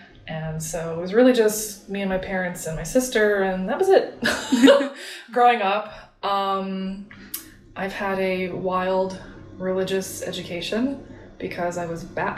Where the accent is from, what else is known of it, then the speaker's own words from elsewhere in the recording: North Florida, United States; moved away as an adult; now in Nashville, United States; I moved here last month in September, but I was born and raised in North Florida, where I lived my whole life. Went to school there, went to college there, and I was not born Jewish.